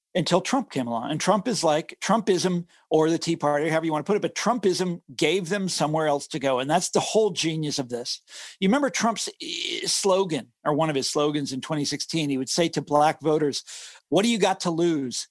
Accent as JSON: {"language": "English", "area": "Johnson County", "region": "Kansas", "country": "United States", "tie": "born or raised there", "said": "I grew up in Johnson County, Kansas. This is the affluent suburbs of Kansas City, Missouri"}